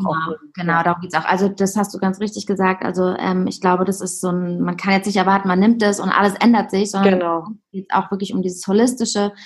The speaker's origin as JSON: {"language": "German", "town": "Heidelberg", "region": "Baden-Württemberg", "country": "Germany", "also_born_or_lived": "Hamburg", "moved": "as an adult", "lives_now": "Berlin, Germany", "said": "ich komme ursprünglich aus Heidelberg"}